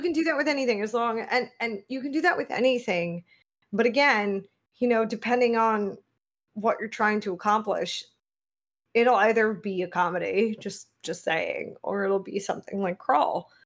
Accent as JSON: {"language": "English", "country": "United States", "said": "as an American"}